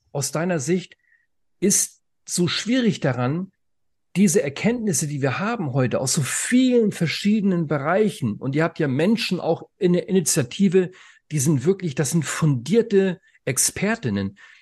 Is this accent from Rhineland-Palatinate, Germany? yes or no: no; Schleswig-Holstein, Germany; now in Leipzig, Germany; Ich komme aus Schleswig-Holstein, aber ich lebe in Leipzig